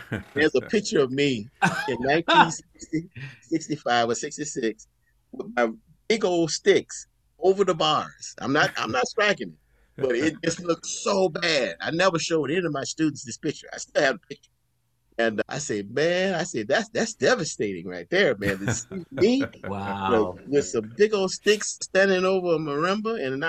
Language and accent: English; Vero Beach, Florida, United States; Vero Beach, that's my hometown, Vero Beach, Florida